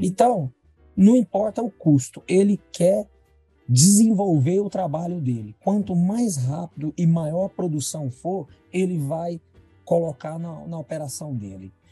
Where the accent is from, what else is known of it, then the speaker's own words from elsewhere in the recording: Jataí, Goiás, Brazil; eu sou nascido em Jataí